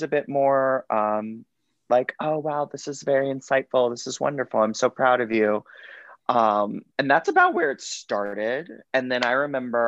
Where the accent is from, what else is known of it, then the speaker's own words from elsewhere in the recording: Cape Coral, Florida, United States; I grew up in Cape Coral, Florida